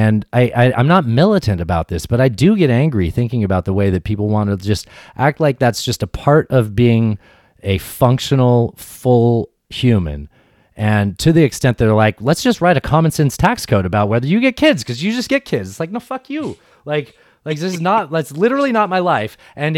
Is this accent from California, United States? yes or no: yes; San Diego, California, United States; I grew up in San Diego.